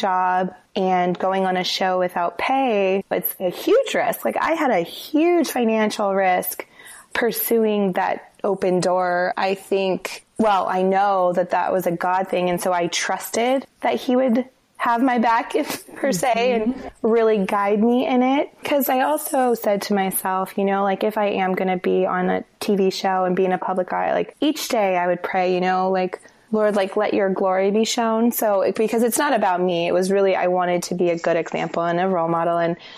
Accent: Denver, Colorado, United States; moved away as an adult; also born or lived in Los Angeles, United States / Santa Monica, United States; now in Seattle, United States; I grew up in Denver

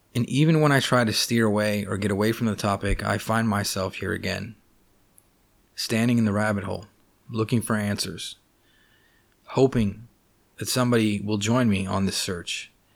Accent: Los Angeles, California, United States; I grew up in Los Angeles, California.

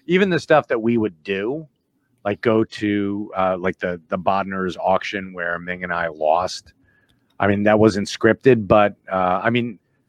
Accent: New Jersey, United States; I'm from Jersey

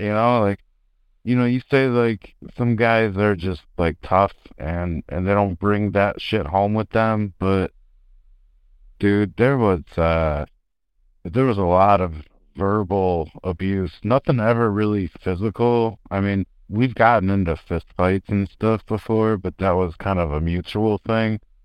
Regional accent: Chicago, Illinois, United States; I'm from Chicago, the South Side, and my old man is a Chicago homicide

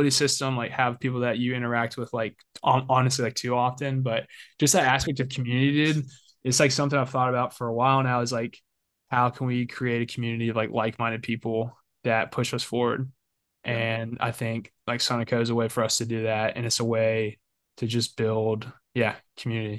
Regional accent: Albany, Georgia, United States; moved away as an adult; now in Atlanta, United States; growing up in Georgia

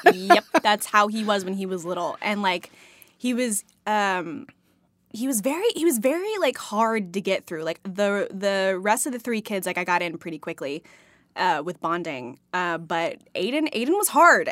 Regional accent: Texas, United States; moved away; I'm from Texas, so I grew up on Tex-Mex

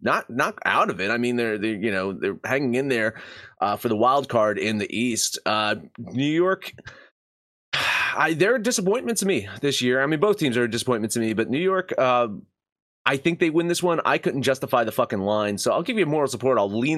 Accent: Ireland; No one wants to be like the Irish. Trust me, I'm Irish.

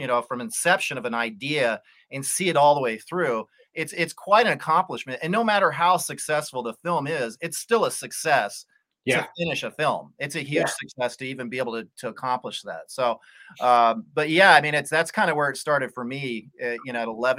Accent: Colorado, United States; I grew up in Colorado in the forest, like in the sticks

